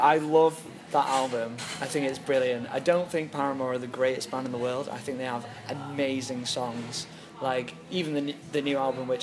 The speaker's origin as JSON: {"language": "English", "town": "Manchester", "region": "North West England", "country": "United Kingdom", "said": "I'm from Manchester, a city which is widely dubbed Rain City"}